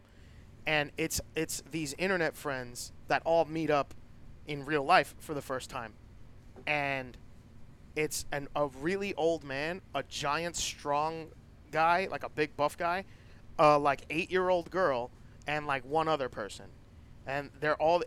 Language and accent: English; New York City, New York, United States; I'm from the Bronx.